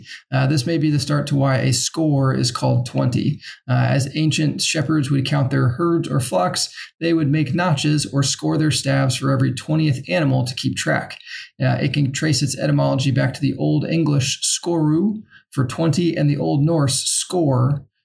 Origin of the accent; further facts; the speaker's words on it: New Zealand; now in Germany; I'm Kiwi, and I'm so very lonely. I'm currently in Germany playing board games.